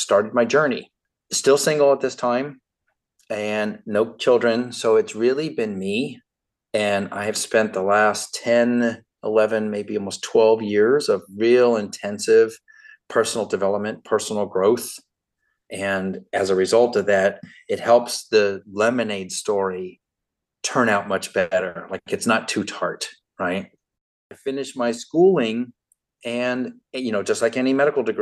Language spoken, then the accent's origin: English; Miami, Florida, United States; I'm a native Floridian, born and raised in Miami